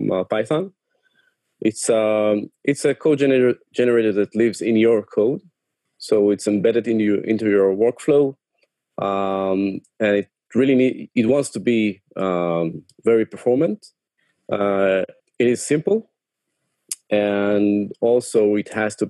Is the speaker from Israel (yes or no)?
yes; Tel Aviv, Tel Aviv District, Israel; I'm from Tel Aviv